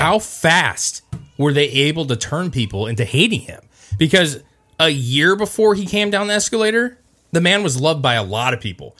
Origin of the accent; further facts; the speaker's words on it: United States; as an American